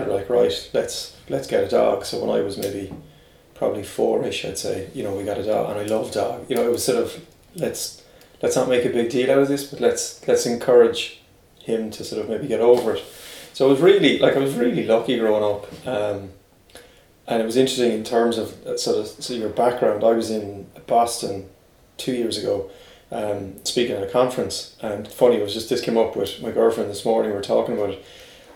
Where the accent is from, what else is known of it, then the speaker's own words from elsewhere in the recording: Limerick, Munster, Ireland; I was from Limerick, brought up there.